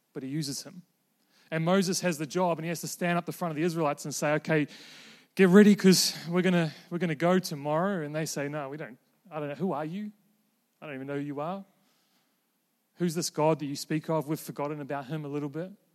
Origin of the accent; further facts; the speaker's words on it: New Zealand; moved away as an adult; also born or lived in Invercargill, New Zealand / Queenstown, New Zealand; now in Melbourne, Australia; I'm currently a, a Kiwi living in Melbourne